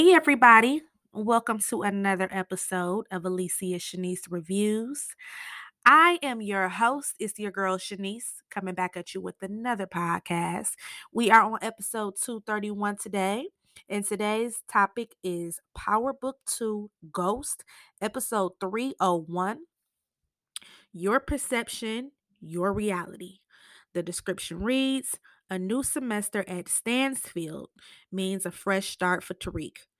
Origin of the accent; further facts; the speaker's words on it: Michigan, United States; I'm from Michigan